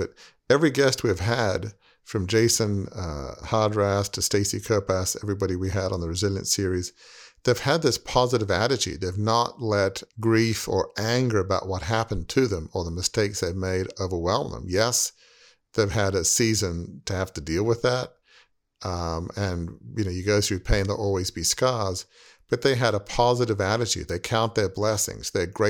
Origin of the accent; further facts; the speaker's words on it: Australia; I remember at an early age, teenage, growing up in Australia, in my mind's eye, I saw myself taking a leading role in Fairfax Media